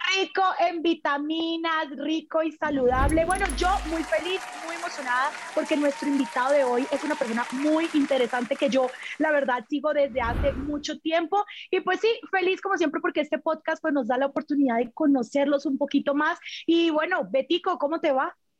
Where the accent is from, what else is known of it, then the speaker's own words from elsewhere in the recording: Colombia; yo soy colombiana